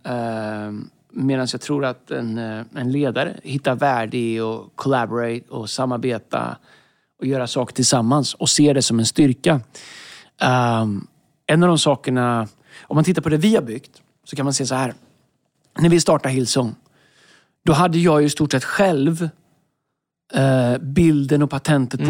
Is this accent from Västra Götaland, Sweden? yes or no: yes; Tidaholm, Västra Götaland, Sweden; moved away; När jag växte upp i Tidaholm, fantastisk stad